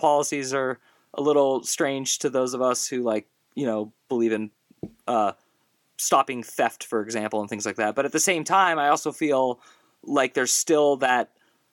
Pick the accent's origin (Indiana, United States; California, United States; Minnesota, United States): California, United States; moved away as an adult; I grew up in California from 1981, I was there from 1984 till about 2009